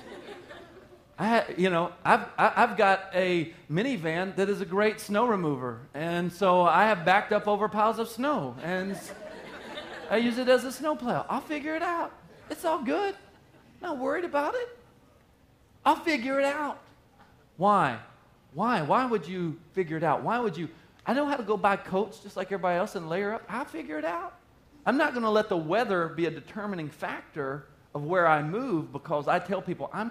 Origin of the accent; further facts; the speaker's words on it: the South, United States; moved away as an adult; now in Wisconsin, United States; I moved up from the South